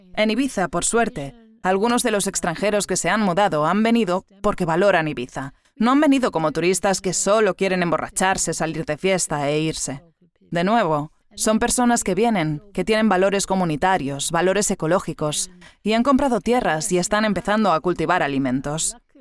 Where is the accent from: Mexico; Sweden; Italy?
Sweden; moved away; en mi país natal, Suecia